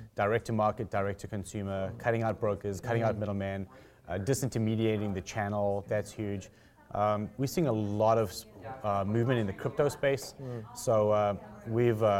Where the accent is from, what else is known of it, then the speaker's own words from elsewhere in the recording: South Africa; now in Toronto, Canada; I'm from South Africa originally